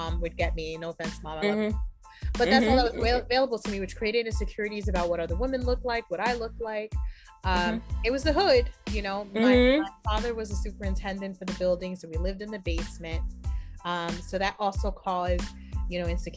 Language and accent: English; New York City, New York, United States; moved away as an adult; also born or lived in Inwood, New York City / Harlem, New York City; now in Westchester, United States; I was born and raised in Washington Heights, uptown